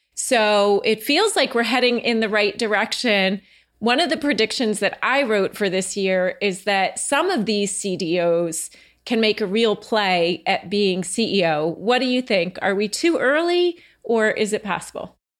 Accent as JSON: {"language": "English", "town": "Franklin Lakes", "region": "New Jersey", "country": "United States", "tie": "born or raised there", "also_born_or_lived": "Oakland, New Jersey", "said": "where I grew up, um, in Oakland and Franklin Lakes"}